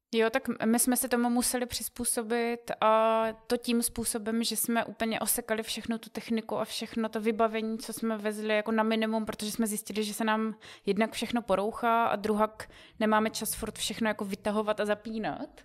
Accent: Czechia; my jako Češi

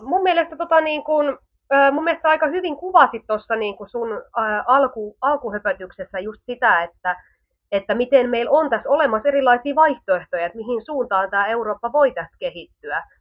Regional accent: Finland; also born or lived in Southern Finland; meillä jo Suomessa

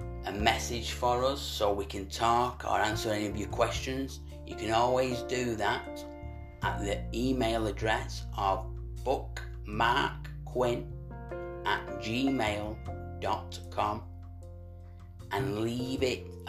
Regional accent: Manchester, North West England, United Kingdom; we're from Manchester

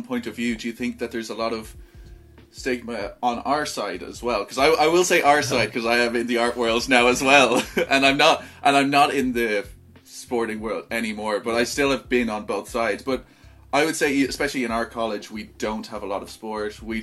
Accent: Ireland

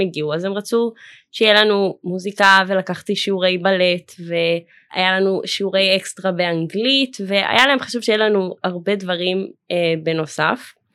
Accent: Jerusalem, Jerusalem District, Israel; also born or lived in Philadelphia, United States; ממשפחה חבדית מירושלים, וגדלתי בתוך הקהילה החבדית

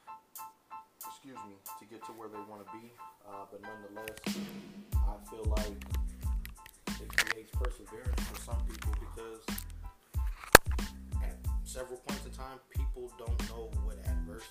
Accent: Elkhart, Indiana, United States; I'm from Elkhart, Indiana

